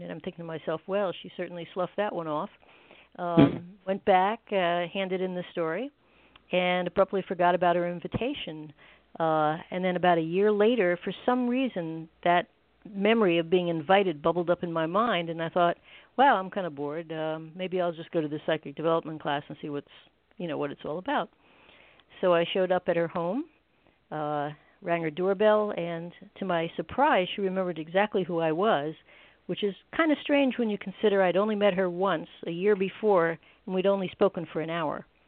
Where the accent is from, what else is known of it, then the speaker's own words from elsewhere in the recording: New Jersey, United States; I grew up in beautiful New Jersey, where I still live